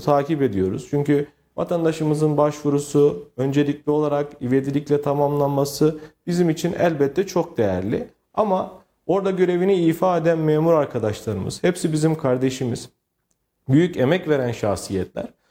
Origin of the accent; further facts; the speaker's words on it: Bünyan, Kayseri Province, Turkey; also born or lived in Istanbul; 1986 ee, Kayseri Bünyan Karacaören doğumluyum. Ee, ilk orta ve lise öğrenimimi e, Kayseri'de e, almış bulunmaktayım.